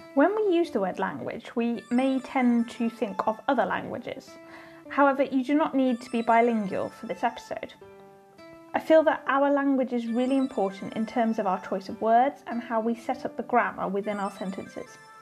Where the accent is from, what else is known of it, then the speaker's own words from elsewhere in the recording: United Kingdom; As a British person